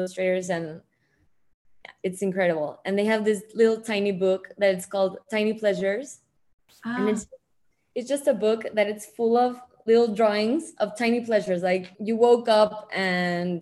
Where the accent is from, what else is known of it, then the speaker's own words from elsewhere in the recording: Mexico City, Mexico; I was born here in Mexico City